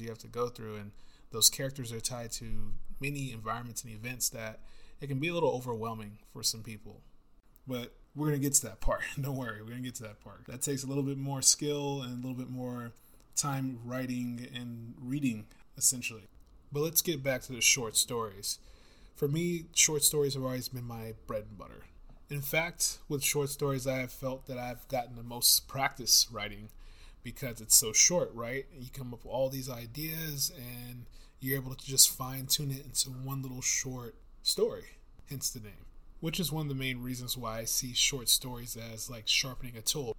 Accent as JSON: {"language": "English", "country": "United States", "said": "I'm not English at all, I'm American"}